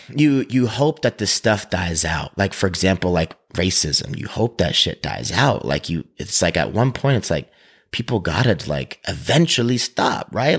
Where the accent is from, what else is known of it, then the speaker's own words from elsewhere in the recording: Maine, United States; moved away as an adult; now in Utah, United States; I come from Maine, and, like, it's very rural